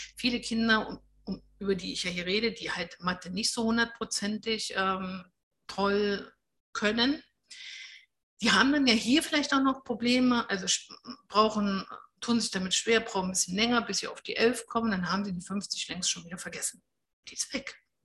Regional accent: Germany; bei uns in Deutschland

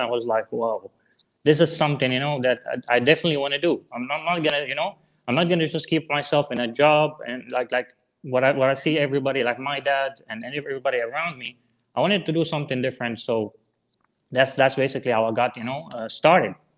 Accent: Syria; English is a second language; moved away as an adult; I'm from Syria originally

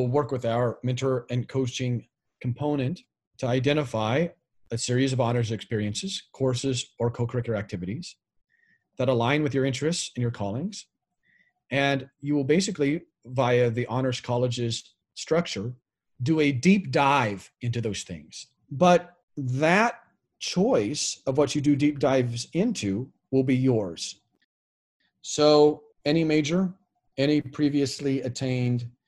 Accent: Greeley, Colorado, United States; moved away as an adult; also born or lived in Seoul, South Korea; now in Reno, United States; I basically spent my whole formative years in Greeley, Colorado.

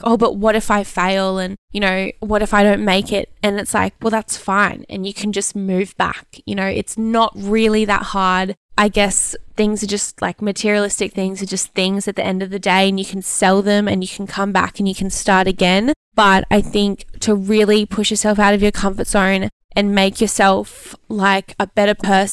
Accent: Brisbane, Queensland, Australia; moved away as an adult; also born or lived in Gold Coast; now in Exmouth, Australia; that was like 2 hours away from my hometown

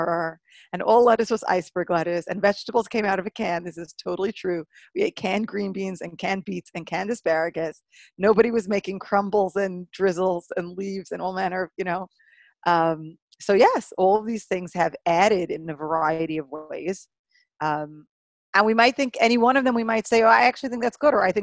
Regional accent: New York City, New York, United States; when I was a kid growing up in Brooklyn

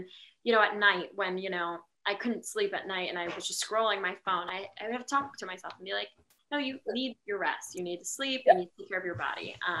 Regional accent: Philippines; I'm Filipino

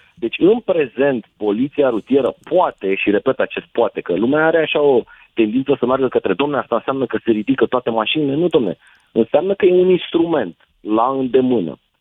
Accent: Bucharest, Romania; ca bucureștean

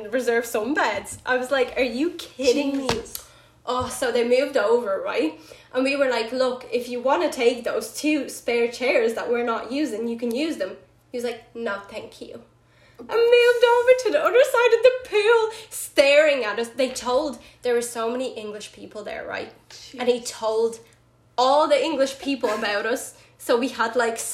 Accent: Ireland; I am from Ireland.

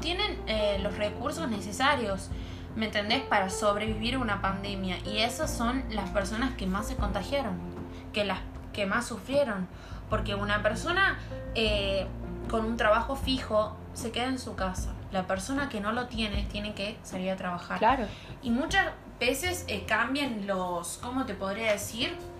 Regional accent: Argentina; nuestro país

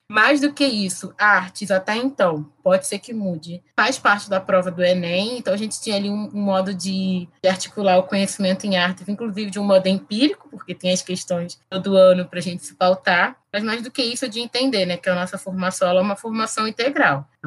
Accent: Campo Grande, Brazil; Campo Grande é justamente o lugar onde eu cresci, e onde eu me reconheço.

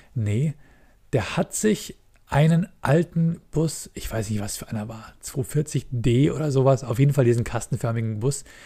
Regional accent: Munich, Bavaria, Germany; ich bin in der Großstadt geboren, ich bin in München geboren

